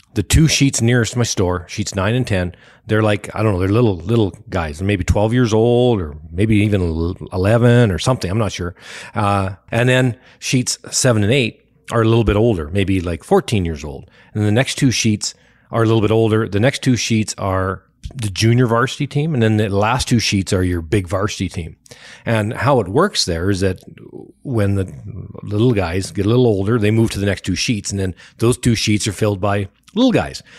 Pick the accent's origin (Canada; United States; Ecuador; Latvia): Canada; we're from Canada